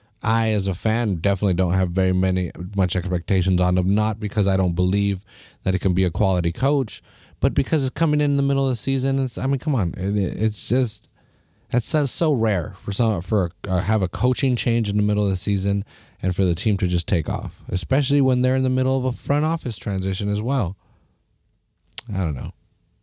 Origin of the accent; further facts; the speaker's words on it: Salinas, California, United States; I'm here from Salinas. I say that all the fucking time because we're a proud little town here, you know.